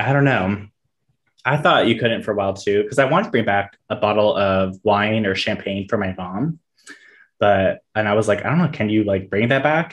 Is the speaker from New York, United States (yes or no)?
no; Miami, Orange Park, Florida, United States; when we moved from Miami to Jacksonville, well, technically Orange Park, which is right outside Jacksonville